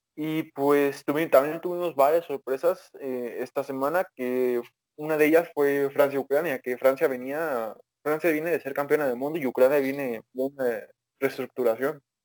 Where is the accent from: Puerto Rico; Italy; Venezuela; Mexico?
Mexico